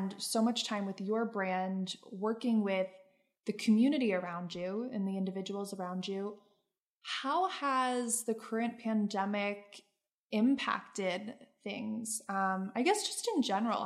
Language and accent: English; Pennsylvania, United States; now in New York, United States; back home in my home state of Pennsylvania